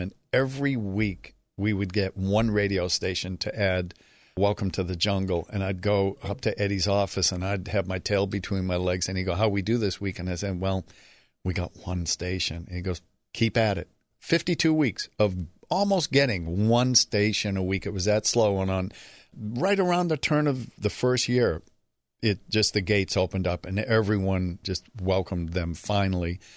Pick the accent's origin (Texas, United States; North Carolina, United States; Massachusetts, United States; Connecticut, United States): Massachusetts, United States; Boston; I'm from Boston, Dorchester, to be specific. Really an unusual place to grow up